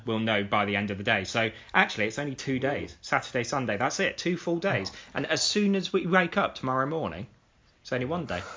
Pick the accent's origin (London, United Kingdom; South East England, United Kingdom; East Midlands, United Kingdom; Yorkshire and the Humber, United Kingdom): South East England, United Kingdom; Oxford; I'm an Oxford fan because I'm from Oxford